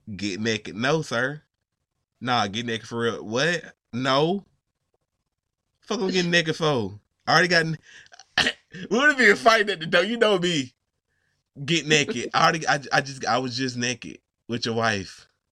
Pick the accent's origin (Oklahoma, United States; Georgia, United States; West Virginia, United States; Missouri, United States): Georgia, United States; I'm from Georgia